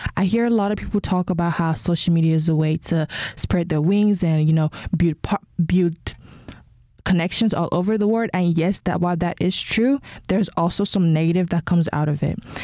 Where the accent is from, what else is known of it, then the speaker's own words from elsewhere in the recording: Nigeria; now in United States; I'm Nigerian. Uh, when I lived in Nigeria